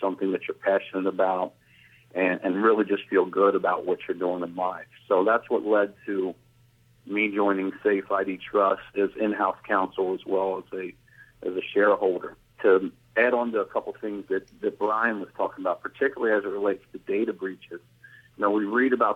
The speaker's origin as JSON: {"language": "English", "region": "Kentucky", "country": "United States", "tie": "born or raised there", "said": "my home state of Kentucky"}